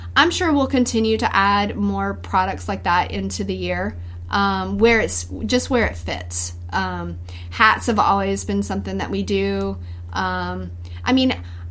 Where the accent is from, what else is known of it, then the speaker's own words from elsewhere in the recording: North Louisiana, United States; moved away as an adult; now in Baton Rouge, United States; growing up in North Louisiana, being a country girl